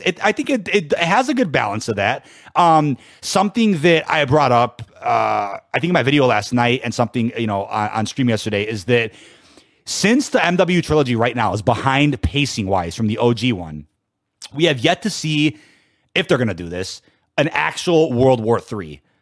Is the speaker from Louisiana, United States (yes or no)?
no; Chicago, Illinois, United States; born and raised in Chicago